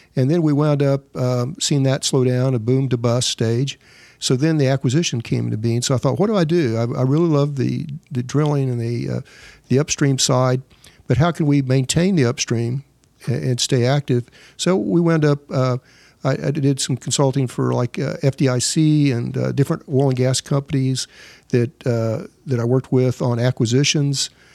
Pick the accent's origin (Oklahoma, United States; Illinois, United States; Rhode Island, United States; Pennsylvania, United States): Oklahoma, United States; Elk City; I'm from Elk City, Oklahoma